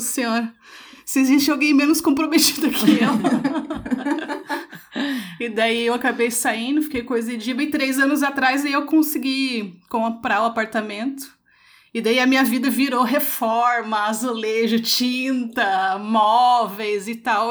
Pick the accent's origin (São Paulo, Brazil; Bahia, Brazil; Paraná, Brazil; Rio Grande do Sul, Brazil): Paraná, Brazil; Curitiba; eu sou de Curitiba